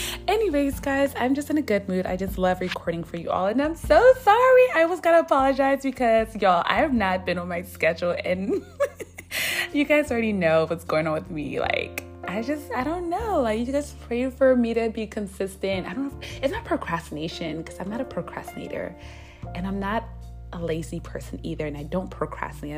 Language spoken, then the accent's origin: English; United States; as an American